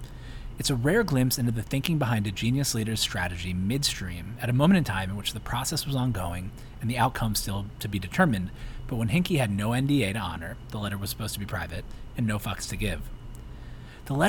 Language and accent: English; Philadelphia, Pennsylvania, United States; my hometown, Philadelphia